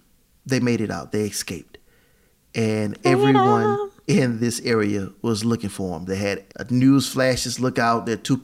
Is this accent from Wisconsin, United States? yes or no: no; Beaumont, Texas, United States; I'm from Beaumont, Texas.